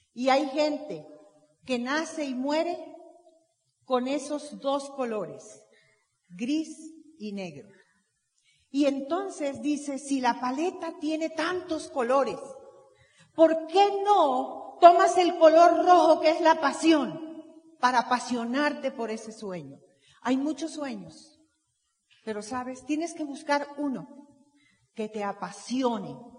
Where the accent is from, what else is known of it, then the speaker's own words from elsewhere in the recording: Veracruz, Mexico; Yo nací en Veracruz